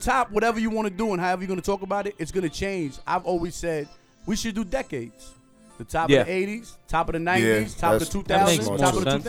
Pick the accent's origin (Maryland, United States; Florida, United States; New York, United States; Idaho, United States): New York, United States; New York City; I'm from Queens